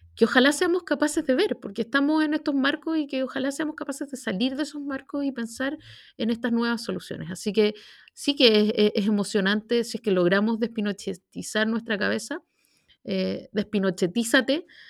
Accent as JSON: {"language": "Spanish", "town": "Santiago", "region": "Santiago Metropolitan Region", "country": "Chile", "tie": "born or raised there", "said": "Y yo que soy santiaguina de corazón, eh, me, llenó de, alegría y de orgullo como no recuerdo en Santiago. Eh, vivo en Santiago desde que nací"}